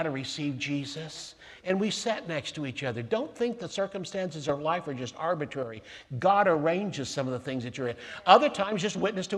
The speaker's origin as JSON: {"language": "English", "town": "Tulsa", "region": "Oklahoma", "country": "United States", "tie": "born or raised there", "said": "I was born in Tulsa, have a United States, you know, citizenship paper"}